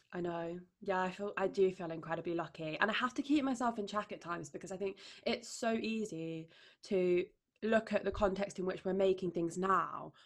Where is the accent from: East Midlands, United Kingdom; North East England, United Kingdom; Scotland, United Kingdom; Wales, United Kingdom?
East Midlands, United Kingdom; Derbyshire; now in London, United Kingdom; my hometown in Derbyshire